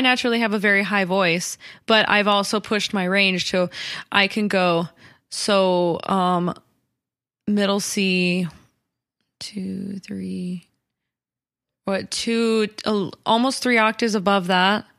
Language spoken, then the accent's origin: English; Colorado, United States; I grew up in Colorado